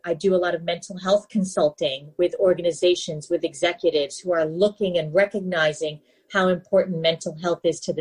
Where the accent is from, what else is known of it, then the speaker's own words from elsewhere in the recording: New York City, New York, United States; moved away; I grew up in New York City, the Big Apple